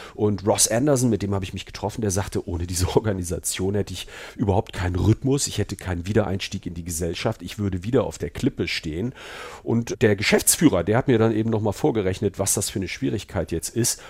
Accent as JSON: {"language": "German", "country": "Germany", "moved": "yes", "lives_now": "England, United Kingdom", "said": "als Deutscher"}